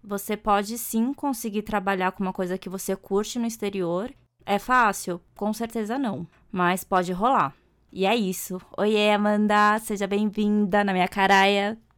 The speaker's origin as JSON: {"language": "Portuguese", "country": "Brazil", "tie": "born or raised there", "moved": "as an adult", "lives_now": "Japan", "said": "eu nasci aqui no Brasil e demorei pra ir pro Japão. Fui em 2018 só"}